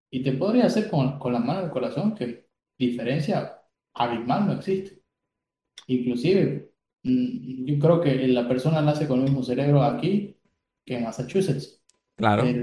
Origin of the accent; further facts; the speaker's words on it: Bolivia; Sí, yo creo que como, bolivianos somos muy, muy carentes